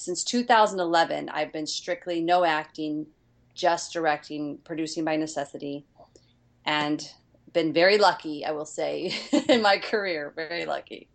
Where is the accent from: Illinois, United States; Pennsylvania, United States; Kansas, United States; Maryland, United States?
Illinois, United States; East St. Louis; moved away as an adult; also born or lived in New York; now in Los Angeles, United States; I grew up in East St. Louis, which is very much um, I, I, always call it ghetto country